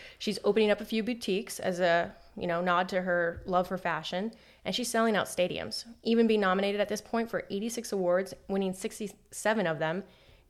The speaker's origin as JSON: {"language": "English", "region": "Southern California", "country": "United States", "tie": "born or raised there", "said": "I grew up in SoCal and stood in SoCal."}